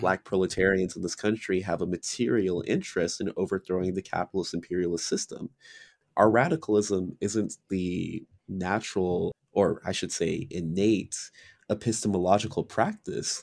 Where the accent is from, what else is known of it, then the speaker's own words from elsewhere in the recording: United States; I was born and raised in America